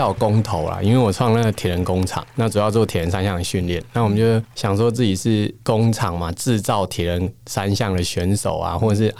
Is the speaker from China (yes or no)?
no; Taiwan; 我们怎么样让全世界看到台湾？因为我们是台湾人为傲